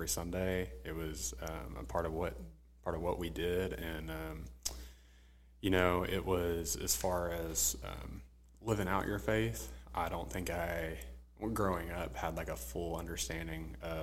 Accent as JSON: {"language": "English", "town": "Jacksonville", "region": "Arkansas", "country": "United States", "moved": "as an adult", "lives_now": "Little Rock, United States", "said": "I'm from Jacksonville originally, Jacksonville, Arkansas"}